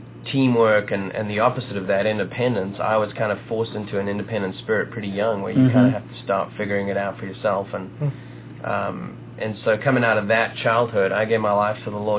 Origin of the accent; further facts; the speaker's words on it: South Africa; moved away as an adult; now in Nashville, United States; So I was born and raised in South Africa. They finally convinced me to start wearing clothing about 2 or 3 years ago. So the loinskins are gone. But born and raised in South Africa. Ended up chasing my wife to America.